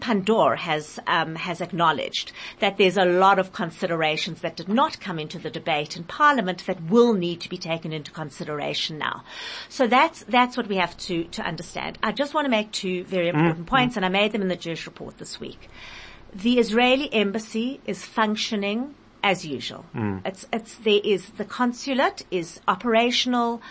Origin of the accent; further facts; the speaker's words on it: South Africa; I, as a South African citizen